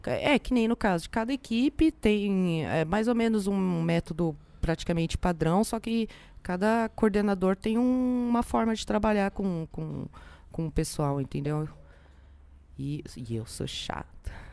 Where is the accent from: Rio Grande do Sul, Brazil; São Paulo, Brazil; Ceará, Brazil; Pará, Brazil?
São Paulo, Brazil; São José dos Campos; Eu sou de São José dos Campos